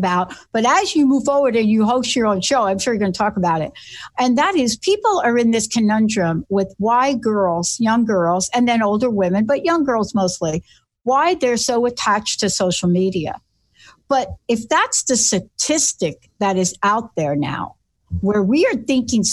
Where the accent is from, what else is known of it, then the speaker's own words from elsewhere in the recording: New York City, New York, United States; I'm this kid from the Bronx that stuttered